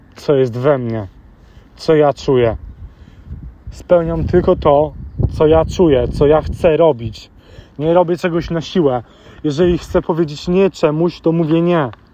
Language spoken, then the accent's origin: Polish; London, United Kingdom; Dorastając e, w Londynie, w Wielkiej Brytanii